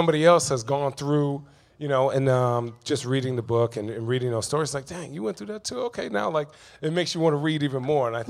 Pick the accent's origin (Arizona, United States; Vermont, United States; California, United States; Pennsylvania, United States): Arizona, United States; Chandler; I grew up in Chandler, Arizona